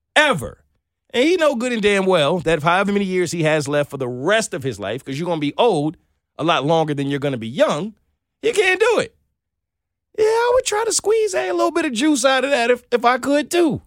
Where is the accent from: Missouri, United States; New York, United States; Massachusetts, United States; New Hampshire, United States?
New York, United States; New York City; I'm from Brooklyn